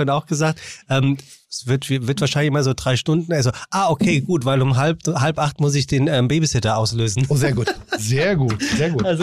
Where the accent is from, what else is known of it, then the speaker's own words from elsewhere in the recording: Frankfurt, Hesse, Germany; now in Hamburg, Germany; Na, aus äh, Frankfurt, Taunus.